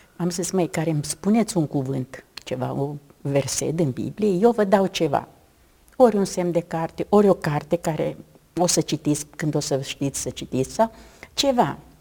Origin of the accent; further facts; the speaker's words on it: Romania; Sunt româncă.